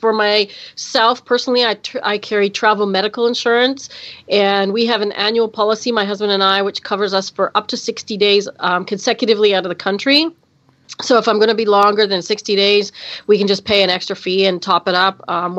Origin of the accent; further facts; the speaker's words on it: Canada; That's right. Canada Day is July 1st, and we had our 150th birthday this year.